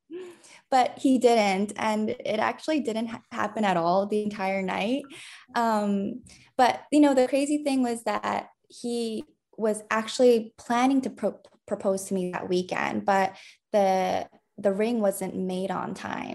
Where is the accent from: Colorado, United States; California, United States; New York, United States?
New York, United States; I was born and raised in New York